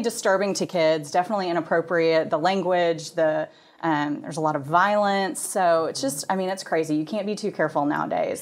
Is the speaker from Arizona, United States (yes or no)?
no; Plano, Texas, United States; I am from the Dallas area. I grew up in Plano